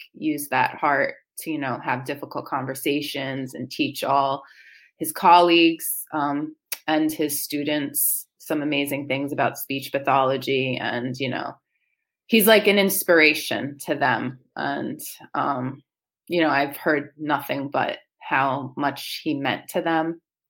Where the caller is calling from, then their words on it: Waldwick, New Jersey, United States; So I'm from Waldwick, New Jersey.